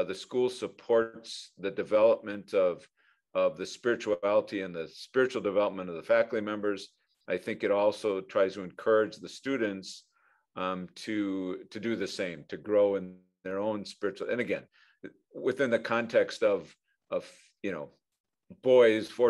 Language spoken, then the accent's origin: English; Fond du Lac, Wisconsin, United States; I grew up in Fond du Lac